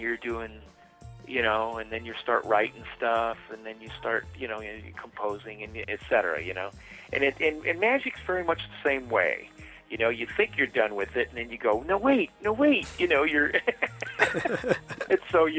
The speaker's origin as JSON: {"language": "English", "region": "California", "country": "United States", "moved": "yes", "said": "I'm from California originally"}